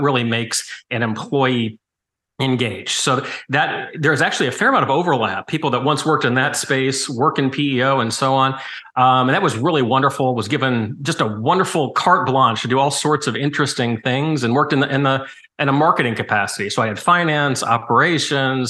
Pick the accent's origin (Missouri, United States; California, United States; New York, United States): Missouri, United States; St. Louis; I was born in St. Louis